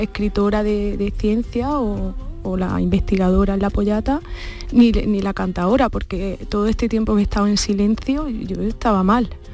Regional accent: Iznájar, Andalusia, Spain; de donde soy yo

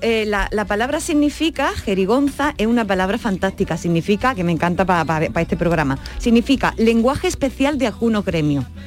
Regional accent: Andalusia, Spain; accent: Andalusian

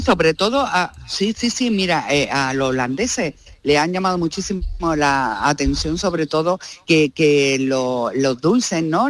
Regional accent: Málaga, Andalusia, Spain; yo tiro mucho para mi tierra

